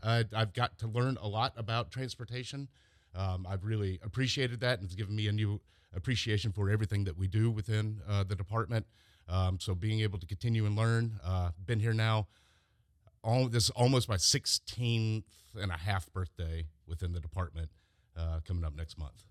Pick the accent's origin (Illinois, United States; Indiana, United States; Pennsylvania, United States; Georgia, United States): Georgia, United States; Mapleton; I am from Mapleton